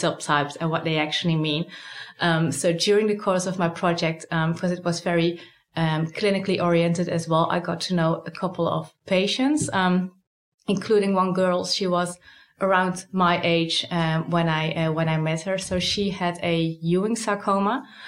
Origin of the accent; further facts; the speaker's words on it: Netherlands; moved away as an adult; now in Sydney, Australia; I'm originally from the Netherlands, but I was really recruited here